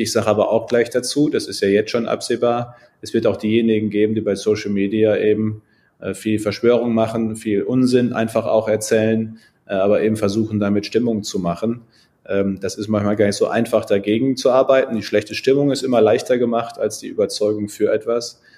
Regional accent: Münsterland, North Rhine-Westphalia, Germany; ich bin ja Münsterländer, bei uns ist alles flach

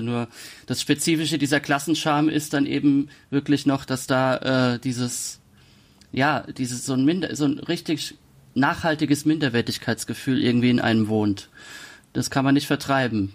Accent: Kaiserslautern, Rhineland-Palatinate, Germany; moved away as an adult; nicht mehr in Kaiserslautern, meiner Heimatstadt lebe

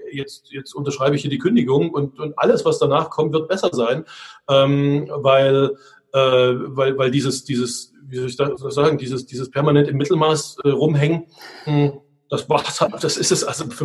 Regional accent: Budapest, Hungary; now in Germany; Also ähm, ich bin in Ungarn aufgewachsen, ich komme aus einer deutsch-ungarischen Familie ähm, äh, oder ostdeutsch-ungarischen Familie und wir sind in Budapest aufgewachsen

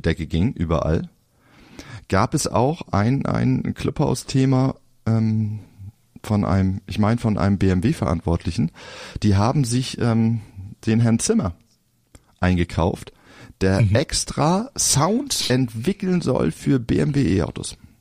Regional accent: Flensburg, Schleswig-Holstein, Germany; ich komme ja aus Flensburg, altes Gymnasium damals

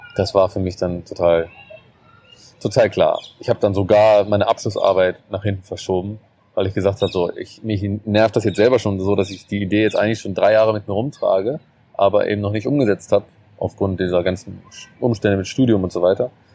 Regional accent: Germany; bei uns in Deutschland

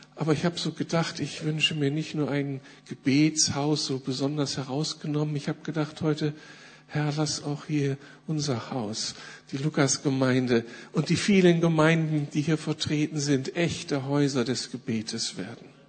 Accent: Berlin, Germany; wir fühlen uns als Berliner jetzt echt privilegiert

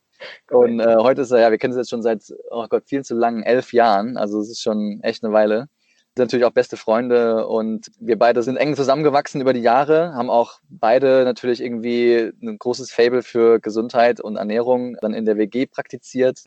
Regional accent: Saarland, Germany; moved away as an adult; also born or lived in Aachen / Dresden; now in Leipzig, Germany; bin geboren im Saarland

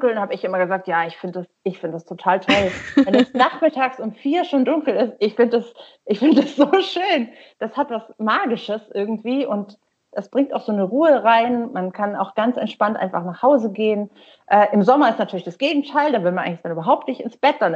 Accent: Oldenburg, Lower Saxony, Germany; born there; also born or lived in Sweden; Ich bin in Oldenburg geboren und ähm, genau, und dann bin ich zuerst mal im Süden, aber ich habe in Schweden studiert.

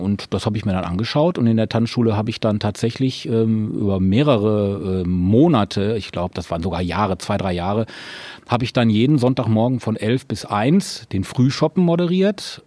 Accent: Recklinghausen, North Rhine-Westphalia, Germany; born or raised there

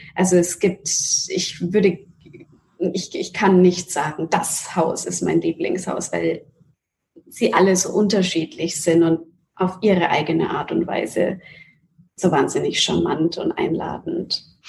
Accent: Nuremberg, Bavaria, Germany; moved away as an adult; now in New York, United States; Nürnberg und Deutschland ist meine Heimat.

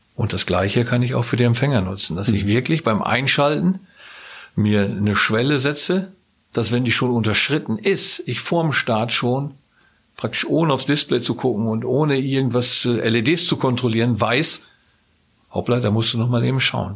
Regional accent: Northern Germany, Germany; moved away; in meinem norddeutschen Verein, wo ich herkomme

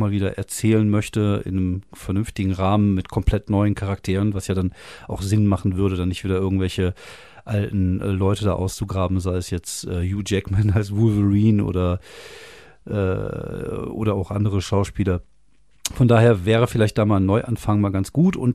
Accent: France; now in Germany; ich bin ja zum Teil in Frankreich aufgewachsen, mit elf nach Frankreich runter.

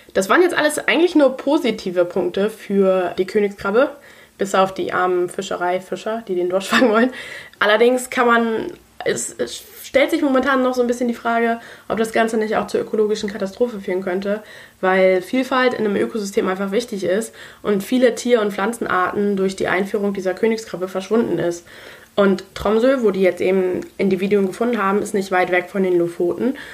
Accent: Germany; Bei uns in Deutschland

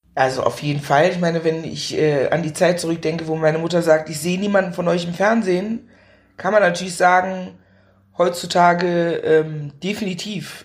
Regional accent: Meckenheim, North Rhine-Westphalia, Germany; Ich bin in Meckenheim bei Bonn groß geworden

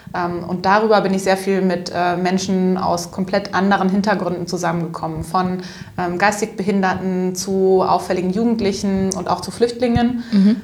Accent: Upper Franconia, Bavaria, Germany; Ich bin auch total auf dem Land aufgewachsen, also so ein richtig Wo? einzelnes Haus im, im Wald. Ähm, Echt? Ähm, in, äh, genau, so ein paar Kilometer weit weg vom nächsten Tausendseelendorf in Oberfranken.

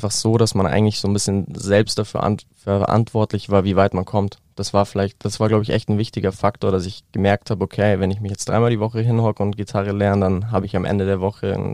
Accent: Neuried, Bavaria, Germany; das Café Ford zum Beispiel, ähm, auch aus meiner, meinem Heimatdorf Neuried eben, ist mittlerweile aber auch an mehreren Standorten.

